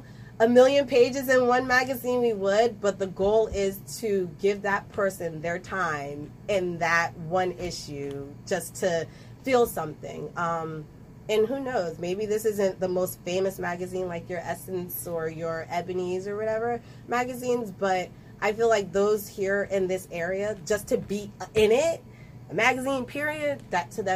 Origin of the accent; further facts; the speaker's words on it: Ewing, New Jersey, United States; also born or lived in Trenton, New Jersey; I may have been born in Trenton, raised in Ewing, but technically a lot of me is in Trenton